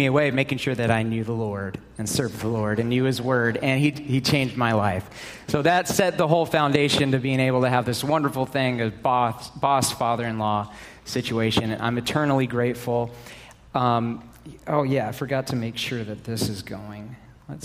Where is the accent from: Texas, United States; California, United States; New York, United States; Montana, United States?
Texas, United States; Dallas; moved away as an adult; now in Arizona, United States; I grew up in Texas, okay? I grew up in the Dallas area.